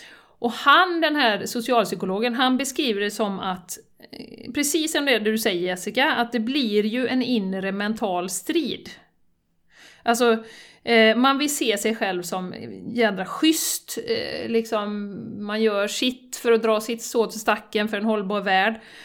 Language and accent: Swedish; Sweden; som svensk